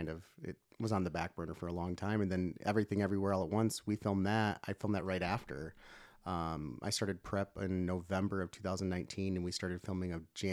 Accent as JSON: {"language": "English", "region": "Michigan", "country": "United States", "moved": "as an adult", "said": "I'm from, I moved out here from Michigan it's going on, I don't even know now, 2009."}